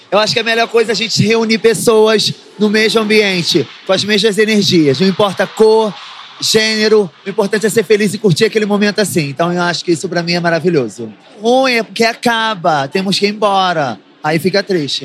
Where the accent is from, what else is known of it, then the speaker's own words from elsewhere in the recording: Rio de Janeiro, Brazil; Eu sou carioca